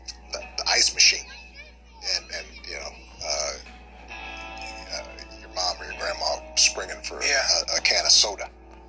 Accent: Hawaii, United States; where I am is paradise in Hawaii, right?

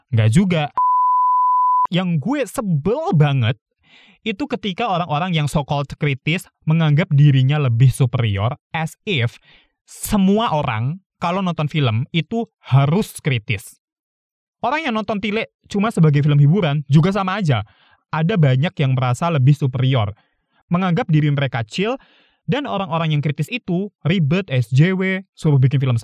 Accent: Java, Indonesia; Gue orang Jawa dan masih ngomong bahasa Jawa ya, jadi gue tahu.

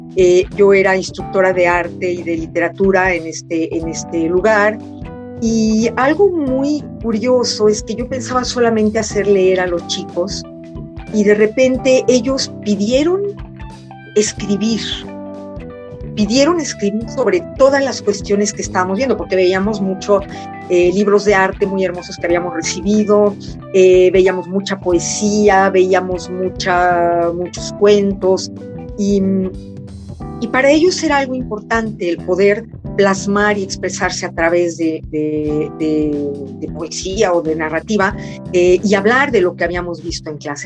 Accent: Mexico; moved away as an adult; also born or lived in France; un libro del reencuentro con mi país y con mi idioma

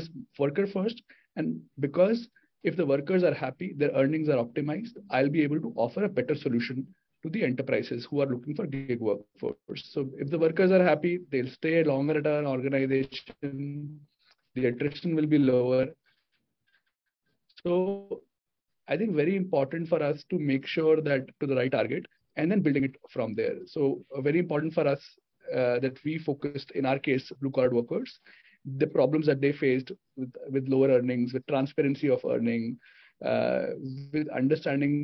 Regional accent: India; also born or lived in United States; I'm an Indian

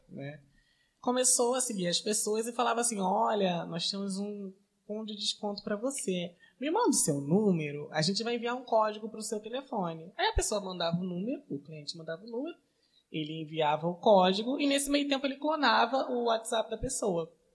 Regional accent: Paracambi, Rio de Janeiro, Brazil; como um bom paracambiense

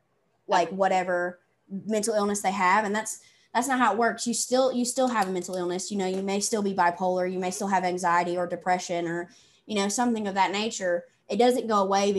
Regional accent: the South, United States; accent: Southern; I'm from the South

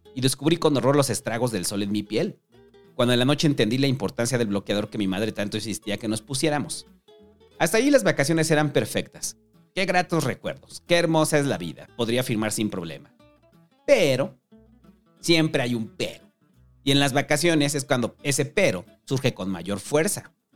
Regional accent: Mexico City, Mexico; somos los habitantes de la Ciudad de México

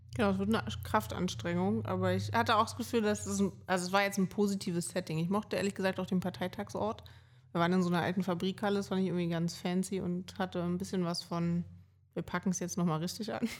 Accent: Berlin, Germany; Ich bin halt Berlinerin

